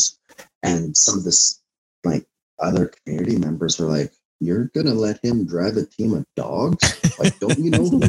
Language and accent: English; Indian Head, Saskatchewan, Canada; I grew up in Indian Head, and that's where I come from.